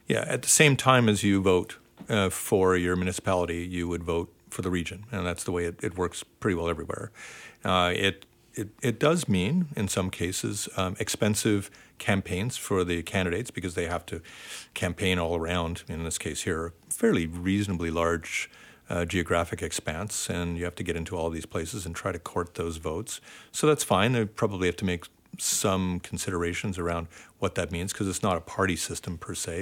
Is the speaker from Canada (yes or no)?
yes; Ontario, Canada; now in Vancouver, Canada; I grew up in Ontario